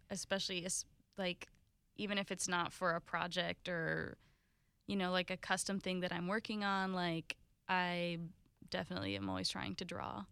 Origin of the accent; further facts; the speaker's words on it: Jacksonville, Florida, United States; also born or lived in Italy / St. Augustine; most of my life, um, has been Jacksonville